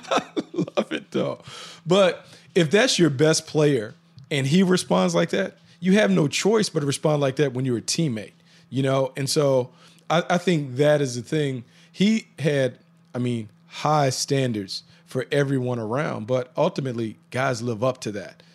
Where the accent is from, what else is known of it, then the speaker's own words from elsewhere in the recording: North Carolina, United States; growing up in North Carolina, being a Tar Heel fan